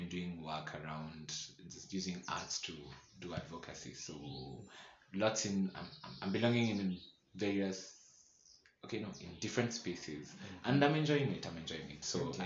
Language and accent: English; Nakuru, Nakuru County, Kenya; moved away as an adult; also born or lived in Eldoret; I grew up in Nakuru, so I literally didn't know any other queer person in Nakuru